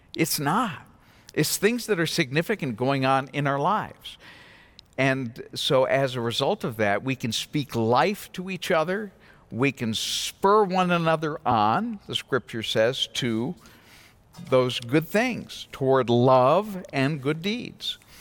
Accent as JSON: {"language": "English", "region": "New England", "country": "United States", "tie": "born or raised there", "moved": "yes", "said": "I come from New England"}